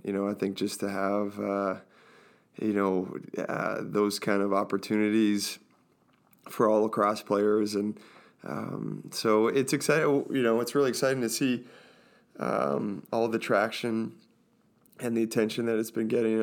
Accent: Orangeville, Ontario, Canada; I grew up in Orangeville

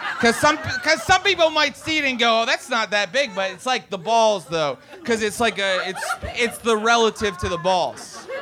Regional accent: West Virginia, United States; now in Los Angeles, United States; I'm from West Virginia

